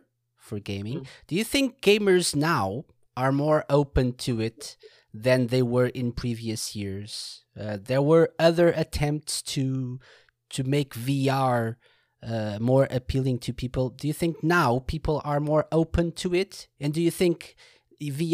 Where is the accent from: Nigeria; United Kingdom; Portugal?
Portugal; I'm from Portugal, from Portugal in Europe.